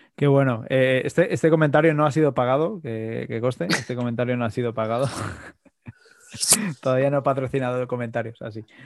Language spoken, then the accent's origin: Spanish; Madrid, Community of Madrid, Spain; yo, que soy de Madrid